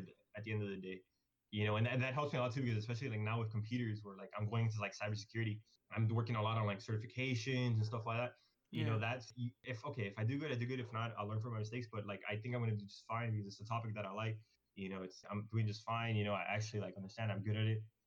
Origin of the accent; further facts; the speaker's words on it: Miami, Florida, United States; we're from Miami